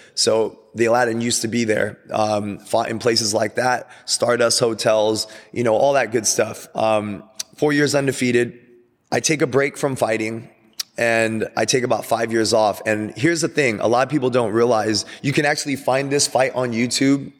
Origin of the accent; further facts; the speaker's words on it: Glendora, California, United States; We're driving from Glendora, city of Glendora